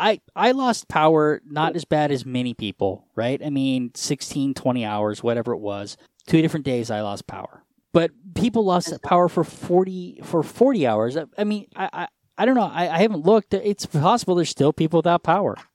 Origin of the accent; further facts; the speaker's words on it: Colorado, United States; I'm from Colorado